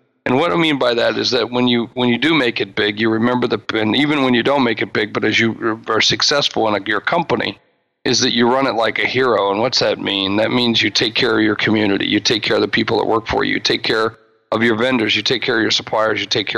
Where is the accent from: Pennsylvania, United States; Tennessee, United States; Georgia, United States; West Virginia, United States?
West Virginia, United States; Charleston; also born or lived in South Dakota; I hail from South Dakota. I mentioned that. That's not my original home. My original home was Charleston, West Virginia, but my dad was in the military. We lived all over the world and all over the country